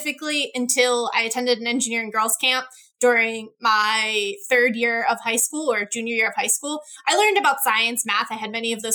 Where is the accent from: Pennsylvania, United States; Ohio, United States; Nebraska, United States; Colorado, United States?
Pennsylvania, United States; Jenkintown; I grew up in Jenkintown, which is about 30 minutes from Center City, Philadelphia